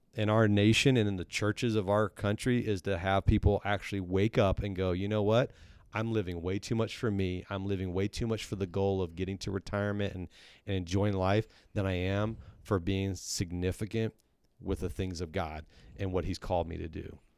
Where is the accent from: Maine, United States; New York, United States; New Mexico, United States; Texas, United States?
Texas, United States; also born or lived in Missouri; now in Centerville, United States; I grew up in Texas